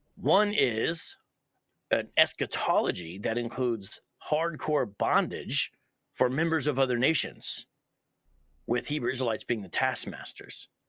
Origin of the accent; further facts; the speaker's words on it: Columbus, Ohio, United States; moved away as an adult; now in Phoenix, United States; born and raised in Columbus, moved around a bit, but now I lived in Phoenix, uh, almost for half my life